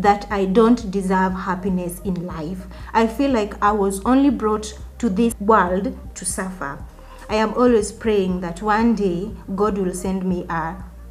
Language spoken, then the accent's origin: English; Nairobi, Kenya; I'm also from Kibra